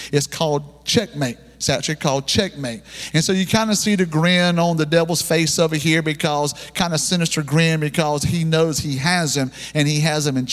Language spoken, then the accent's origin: English; the South, United States; we're Southerner people down here